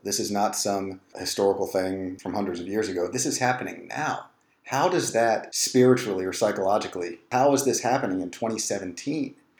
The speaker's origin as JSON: {"language": "English", "town": "Richmond", "region": "Virginia", "country": "United States", "tie": "born or raised there", "said": "I grew up in the Richmond power elite."}